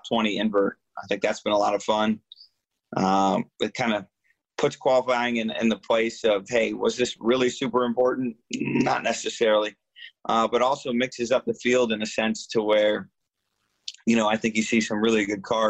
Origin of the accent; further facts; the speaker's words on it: Michigan, United States; moved away; my home state